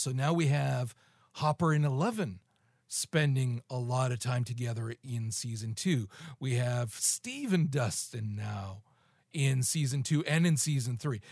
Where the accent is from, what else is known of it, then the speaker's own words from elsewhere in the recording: Canada; I'm fucking Canadian